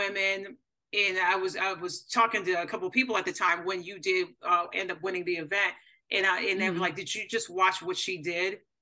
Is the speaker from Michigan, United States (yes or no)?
yes; Michigan, United States; moved away as an adult; now in Texas, United States; I just moved to Texas at the time. I'm originally from Michigan.